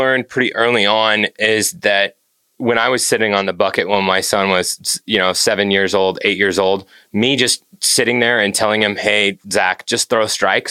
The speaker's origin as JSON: {"language": "English", "region": "Nebraska", "country": "United States", "tie": "born or raised there", "said": "I grew up in Nebraska."}